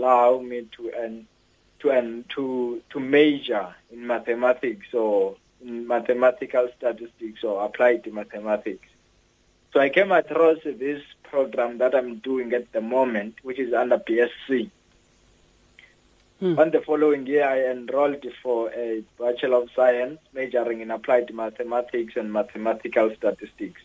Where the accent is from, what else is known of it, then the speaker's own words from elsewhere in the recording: Eastern Cape, South Africa; I was born here in South Africa in the Eastern Cape in a rural area called Pendane, just after apartheid. So I come from in a rural area called Seku. So I did my schooling phases there